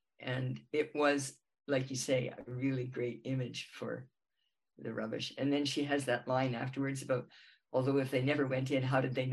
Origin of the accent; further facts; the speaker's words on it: Vancouver, British Columbia, Canada; I grew up in Vancouver